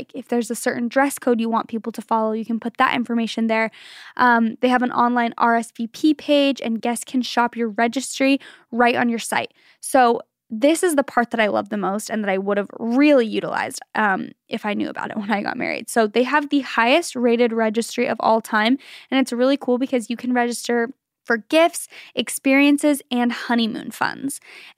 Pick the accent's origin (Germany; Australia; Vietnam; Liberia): Germany; English is a second language; I'm from Germany, and here it is very normal to set up the tree on Christmas Eve or just a couple of days before.